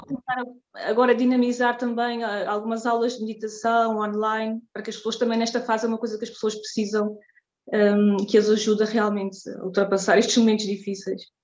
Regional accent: Terceira Island, Azores, Portugal; moved away as an adult; now in Zurich, Switzerland; sou natural dos Açores, da, da Ilha Terceira, mas neste momento vivo em Zurique, na Suíça, há já oito anos

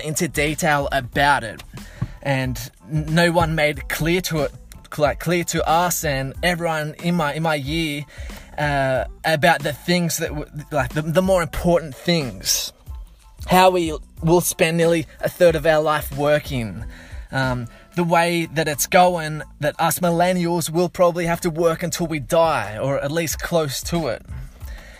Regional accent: Blue Mountains, Sydney, New South Wales, Australia; growing up around the Blue Mountains in Sydney

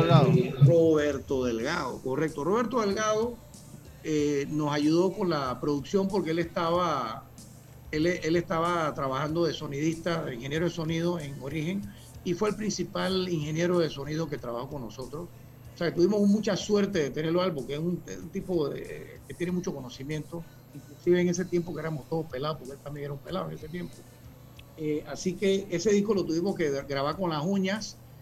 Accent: Panama; yo soy de Panamá

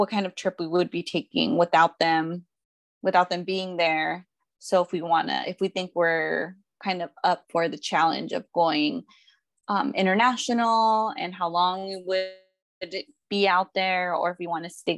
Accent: Mexico; where we're from Mexico, it's like a smaller pueblo.

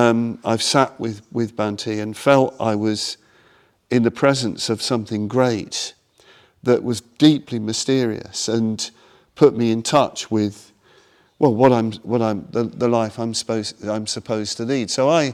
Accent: India; about to go back to India again, because I came from India, you know

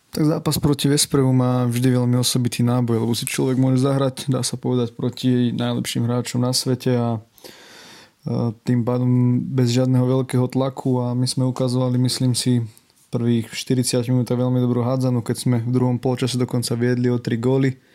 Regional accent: Modra, Bratislava Region, Slovakia; keďže ja som z Modrý

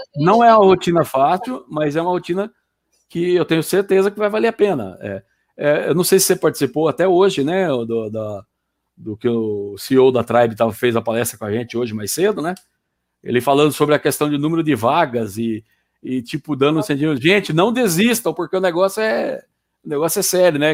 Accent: Campinas, São Paulo, Brazil; also born or lived in Paraná; now in Sorocaba, Brazil; eu sou paranaense, mas fui criado em Campinas e hoje moro em Sorocaba

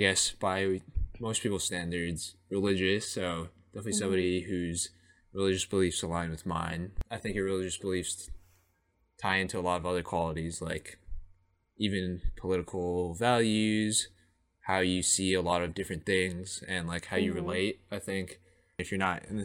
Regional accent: Boston, Massachusetts, United States; also born or lived in Georgia; I'm from Boston, Massachusetts

